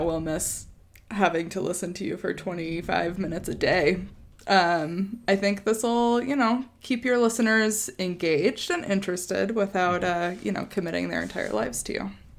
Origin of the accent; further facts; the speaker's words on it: Wyoming, United States; moved away; also born or lived in Chicago; we grew up in Wyoming